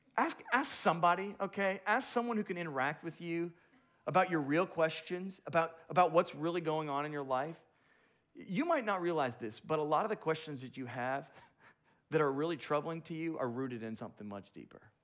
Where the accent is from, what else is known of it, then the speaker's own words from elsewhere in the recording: Boca Raton, Florida, United States; moved away; I'm from the Boca Raton area